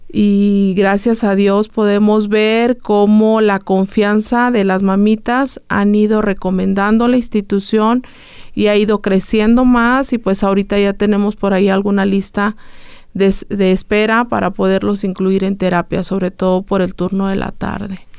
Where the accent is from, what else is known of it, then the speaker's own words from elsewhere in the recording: San Luis Potosí, Mexico; moved away as an adult; now in Aguascalientes, Mexico; nosotros somos de, de San Luis Potosí, entonces nos mudamos a vivir aquí a Aguascalientes por los servicios de terapia